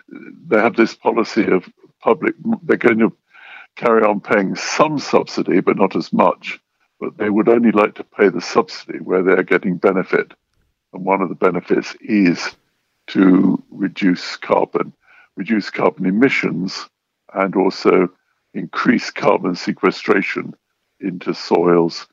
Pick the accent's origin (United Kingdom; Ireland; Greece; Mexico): United Kingdom; England; I'm English